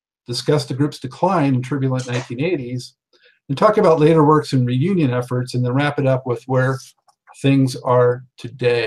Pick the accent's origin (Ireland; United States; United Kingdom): United States; Los Angeles, California; Los Angeles, my hometown